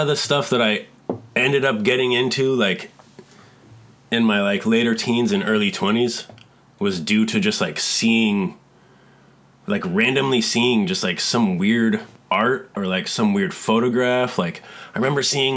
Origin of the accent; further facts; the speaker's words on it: Lamoni, Iowa, United States; moved away as an adult; also born or lived in Kansas City, Missouri; now in Bay Area, United States; I grew up in, I was born in Kansas City in Missouri. Lived there for a really short period of time, and then my parents moved to this super small town in Iowa called Lamoni